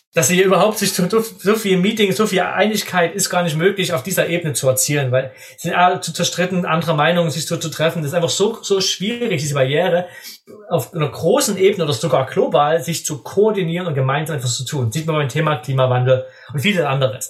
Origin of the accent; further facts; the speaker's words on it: Germany; als Deutscher